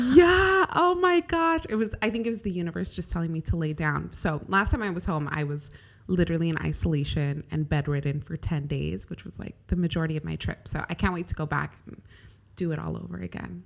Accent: California, United States; now in Dubai, United Arab Emirates; I grew up in California

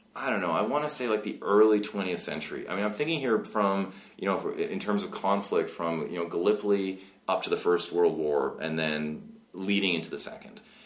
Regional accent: West Coast of Canada, Canada; I grew up in West Coast of Canada

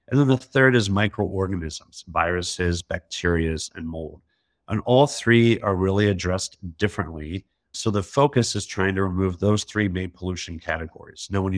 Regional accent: Alabama, United States; You know, I'm from Alabama originally in the South. I went to Auburn University.

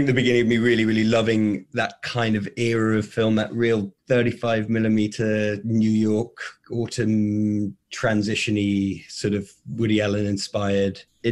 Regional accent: England, United Kingdom; born or raised there; moved away

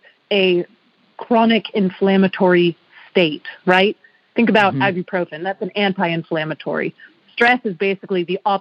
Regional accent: Massachusetts, United States; moved away; I'm actually from Massachusetts, and I was a team figure skater growing up

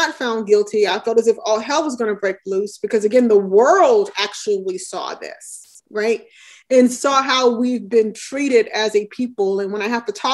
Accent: Alabama, United States; moved away as an adult; now in New Jersey, United States; I grew up in Alabama during the Civil Rights Movement

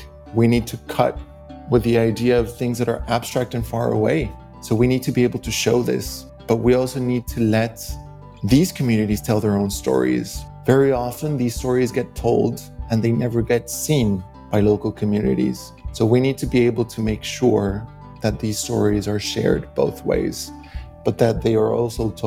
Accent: Mexico; moved away; I grew up seeing this on a day-to-day basis in Mexico

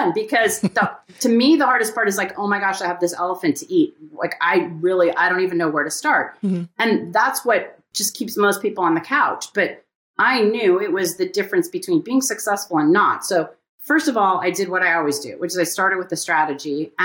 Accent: Pasadena, California, United States; growing up in Pasadena

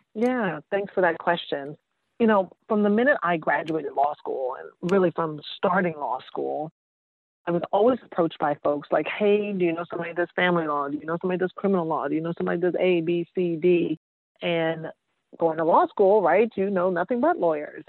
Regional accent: New York City, New York, United States; moved away; also born or lived in Georgia / Massachusetts; I'm originally from New York, East Elmhurst. Shout out to Queens.

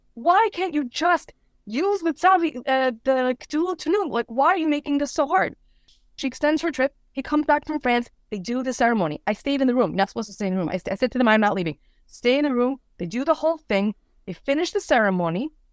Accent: Lakewood, New Jersey, United States; moved away; I grew up in Lakewood, New Jersey

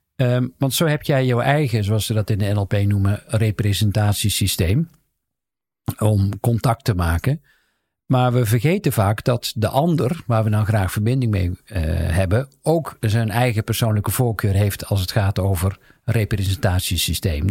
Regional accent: the South, North Brabant, Netherlands; ik kom uit Zuiden

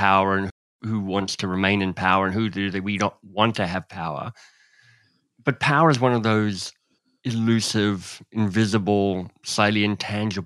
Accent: Australia; moved away; I grew up in Australia where voting is compulsory.

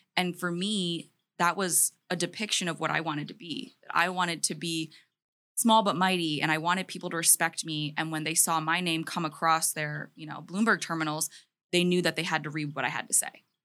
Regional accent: Maryland, United States; I grew up in the humble state of Maryland

